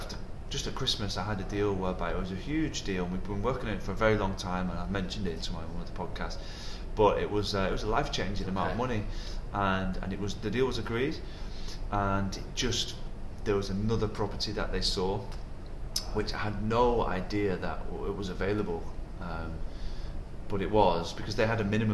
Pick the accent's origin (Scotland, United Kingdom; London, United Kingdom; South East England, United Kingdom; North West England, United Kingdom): North West England, United Kingdom; Wigan; now in Dubai, United Arab Emirates; There's only in England, in Wigan, there's no different nationalities.